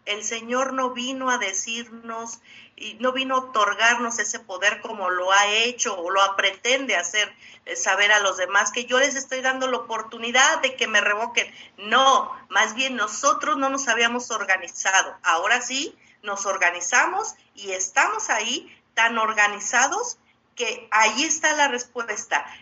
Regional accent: Guanajuato, Mexico; como guanajuatense

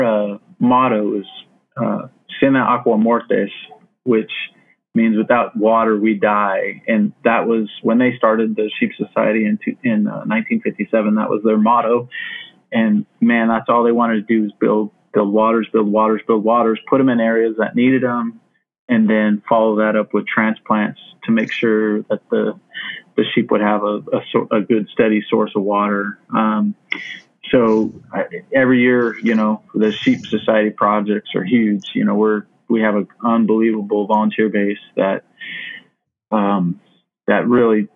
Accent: Phoenix, Arizona, United States; growing up in Phoenix, I remember I lived right on the western part of Phoenix

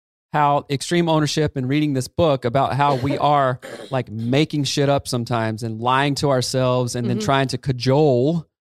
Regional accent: the South, United States; anybody I grew up in the South

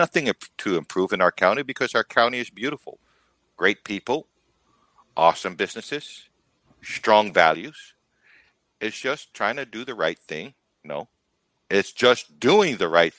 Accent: Guam; now in Texas, United States; I am from Guam

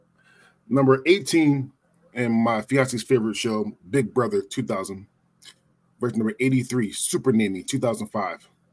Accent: Philadelphia, Pennsylvania, United States; I grew up in Philly

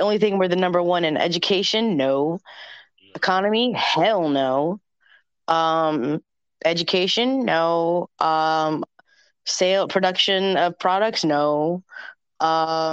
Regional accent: the South, United States; I'm from the South, South

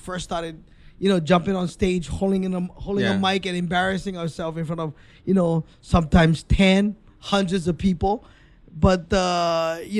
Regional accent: Honolulu, Hawaii, United States; accent: Hawaiian Pidgin; I'm born and raised in Hawaii.

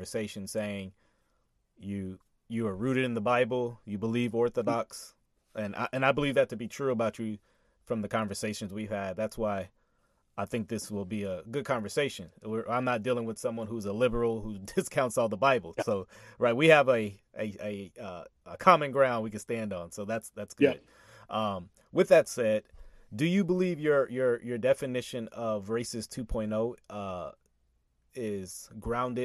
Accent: Texas, United States; also born or lived in Louisiana; we moved to Texas. Texas is like where I have all my memories

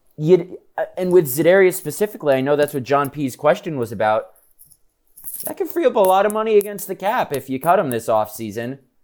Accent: United States; I'm from the New York City, Connecticut area

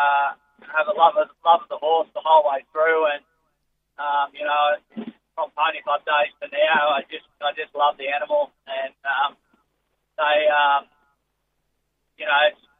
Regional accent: South Coast, New South Wales, Australia; also born or lived in Sydney; I was born in Sydney, but grew up mostly on the south coast at Maria. Went down there when I was younger.

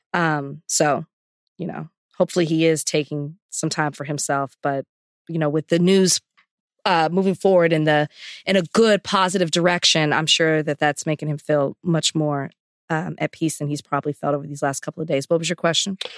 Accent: the South, United States; also born or lived in Texas; the culture that I grew up in in the South

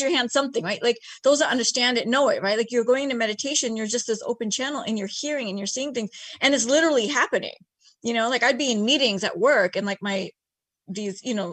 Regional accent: United States; also born or lived in Bay Area / Los Angeles; East Indian myself, born and raised in America

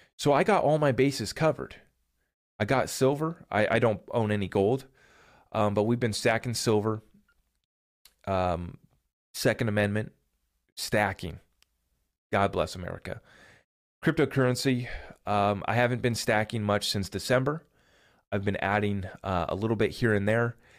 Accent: United States; as an American here

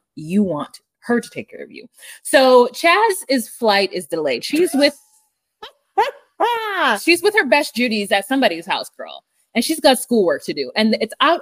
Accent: United States; I'm an American

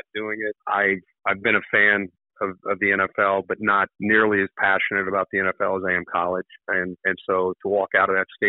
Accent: Ohio, United States; I grew up in the Big Ten region. My dad played at Ohio State. You know, he coached with Woody Hayes and Bo Schembechler. And when you grow up in Ohio in the 70s and 80s

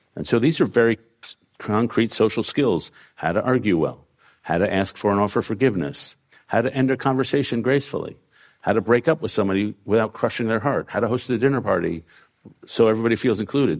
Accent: New York, United States; We grew up in New York at the same time.

